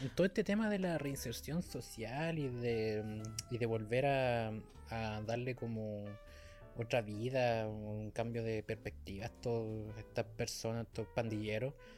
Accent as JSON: {"language": "Spanish", "country": "Chile", "said": "somos chilenos"}